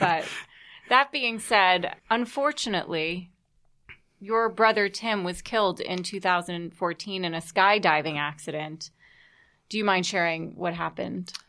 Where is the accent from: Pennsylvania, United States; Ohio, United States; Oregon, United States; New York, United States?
New York, United States; New York City; myself growing up here in New York